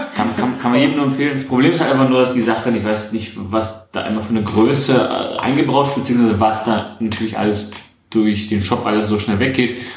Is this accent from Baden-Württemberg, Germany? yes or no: no; Hamburg, Germany; als Hamburger